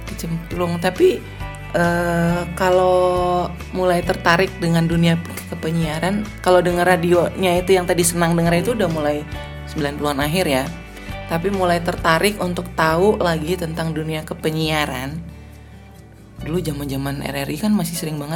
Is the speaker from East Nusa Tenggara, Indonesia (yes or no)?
yes; Kupang, East Nusa Tenggara, Indonesia; Saya kan aslinya dari Kupang nih, Nusa Tenggara Timur.